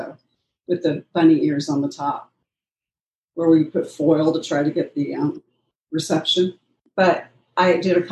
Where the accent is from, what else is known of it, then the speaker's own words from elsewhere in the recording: Pasadena, California, United States; I was born in Pasadena